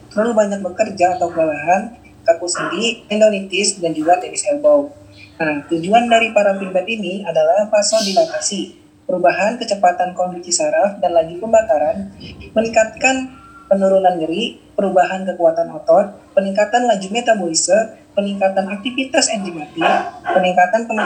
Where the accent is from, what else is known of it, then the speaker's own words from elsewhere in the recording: Bekasi, West Java, Indonesia; born there; Saya lahir di Bekasi 12 Februari 1992.